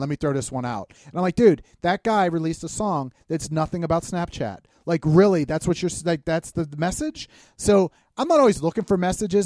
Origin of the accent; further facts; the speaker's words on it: Pittsburgh, Pennsylvania, United States; we're from Pittsburgh